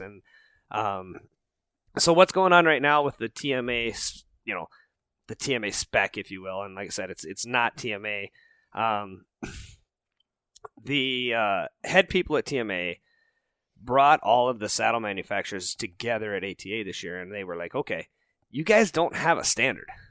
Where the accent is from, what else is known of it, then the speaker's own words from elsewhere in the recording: Rocky Mountains, United States; moved away as an adult; also born or lived in Minnesota; I didn't grow up in the whitetail woods. I grew up out in the Rocky Mountains